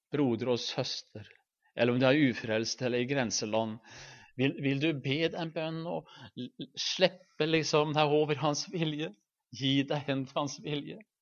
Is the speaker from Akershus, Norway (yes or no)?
no; Halden, Østfold, Norway; hjemme i Halden